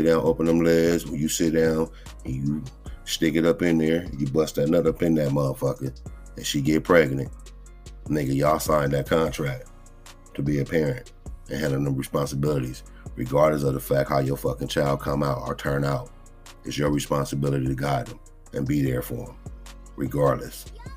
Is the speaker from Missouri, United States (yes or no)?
no; Compton, California, United States; I'm born and raised in Compton, growing up in the hood.